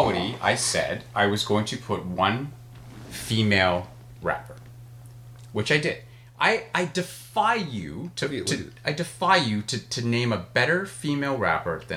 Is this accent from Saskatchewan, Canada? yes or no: no; Toronto, Ontario, Canada; we grew up together